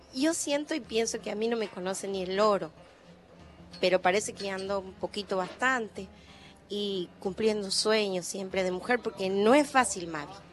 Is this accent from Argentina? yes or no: yes; Ojo de Agua, Santiago del Estero, Argentina; yo nací en Ojo de Agua, en calle de tierra